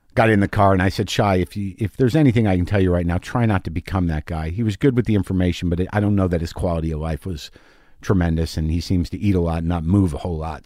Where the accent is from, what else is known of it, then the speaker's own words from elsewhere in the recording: Albuquerque, New Mexico, United States; moved away; my home state of Albuquerque